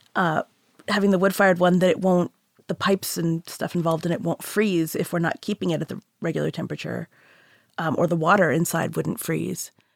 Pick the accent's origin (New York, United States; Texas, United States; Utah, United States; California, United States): Texas, United States; Houston; now in Massachusetts, United States; I grew up in Houston